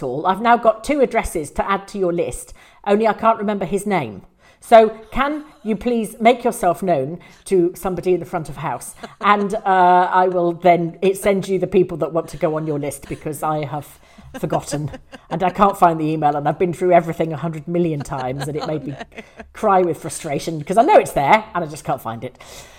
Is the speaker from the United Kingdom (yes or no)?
yes; England, United Kingdom; moved away; I am actually English and of the Rob attempted murder pedigree. I've been out of the UK for 16 years